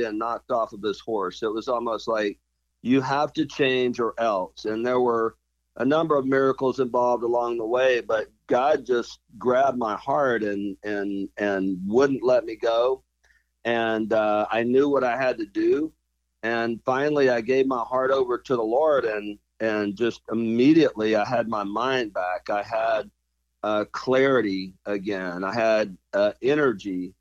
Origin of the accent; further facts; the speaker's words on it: Lower Alabama, United States; moved away; also born or lived in Houston, Texas; I'm from Lower Alabama